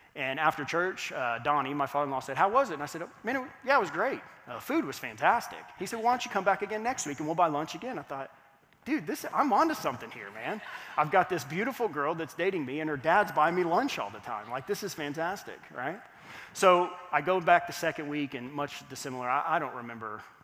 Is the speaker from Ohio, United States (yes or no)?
no; Fort Worth, Texas, United States; moved away; I grew up in Fort Worth, Texas